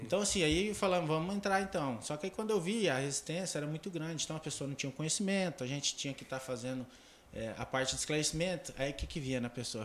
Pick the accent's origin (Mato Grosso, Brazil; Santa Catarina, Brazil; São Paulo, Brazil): Mato Grosso, Brazil; Porto Alegre do Norte; born or raised there; also born or lived in Taquaral, Goiás